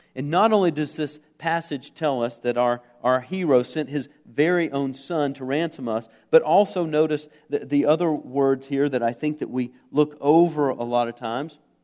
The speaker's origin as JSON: {"language": "English", "country": "United States", "said": "As an American"}